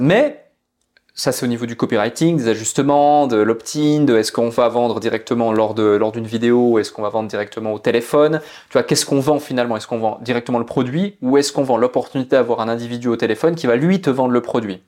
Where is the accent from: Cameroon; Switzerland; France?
Switzerland; je suis né en Suisse, dans une petite ville où il y avait plus de vaches que d'habitants